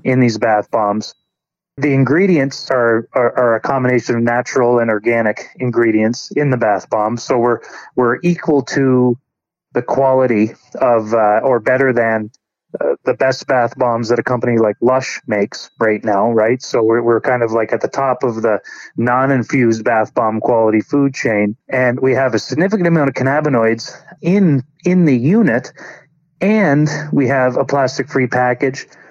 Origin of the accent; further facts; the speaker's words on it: New Brunswick, Canada; moved away as an adult; also born or lived in Alberta; I grew up in in New Brunswick although I was in Alberta for the last 16 years